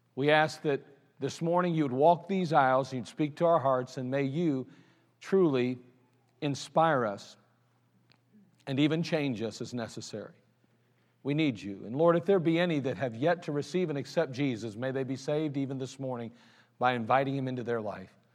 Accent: United States; I'm glad I'm an American. I'm glad I live in the United States of America

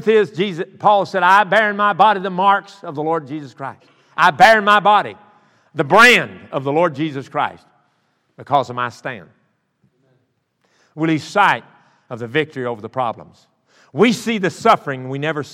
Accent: the South, United States; I'm from South

